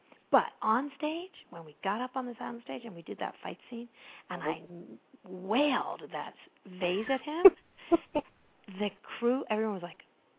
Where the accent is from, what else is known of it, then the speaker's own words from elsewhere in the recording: Maine, United States; also born or lived in Pembroke, Massachusetts; I grew up in Pembroke. I know who that is. And then my family moved to Maine, which is sort of where I tell people I'm from mostly because I was really little in Pembroke.